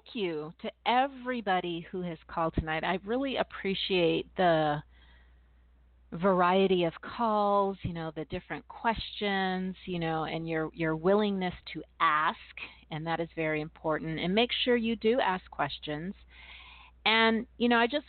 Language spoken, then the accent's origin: English; California, United States; also born or lived in East Coast; I'm from California, and I've also lived on the East Coast